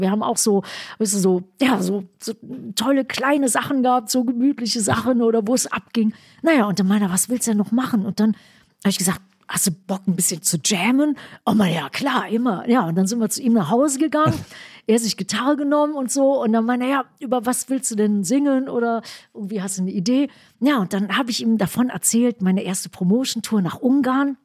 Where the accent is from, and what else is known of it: West Germany, Germany; first language German